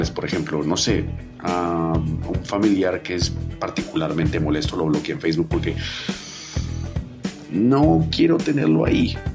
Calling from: Bogotá, Colombia; de Bogotá y el siglo XXI es hoy.

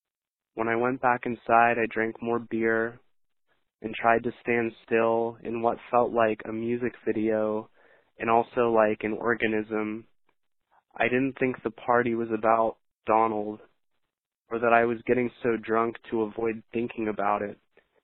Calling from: Shepherdstown, West Virginia, United States; I'm calling from Shepherdstown, West Virginia.

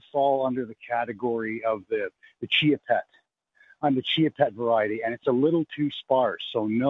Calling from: Canada; now I'm calling from Canada.

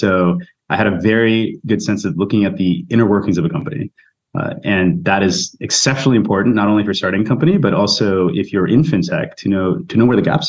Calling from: New York City, New York, United States; I'm actually in New York City.

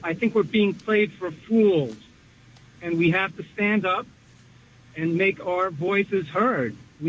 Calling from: Nantucket, Massachusetts, United States; Jeff and Celeste … on Nantucket today.

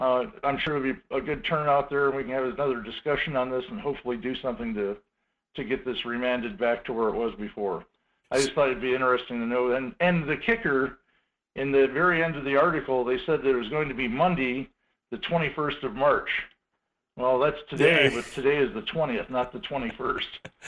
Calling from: Two Rivers, Alaska, United States; This is … out of Two Rivers, Alaska.

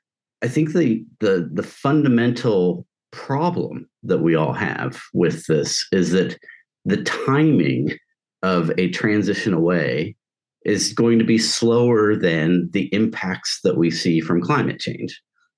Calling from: New Haven, Connecticut, United States; I'm dialing in from New Haven, Connecticut.

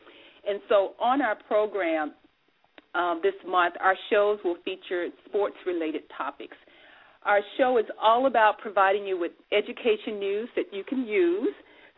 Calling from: Dayton, Ohio, United States; Our switchboard is located in sunny Southern California, but I am broadcasting live from Dayton, Ohio.

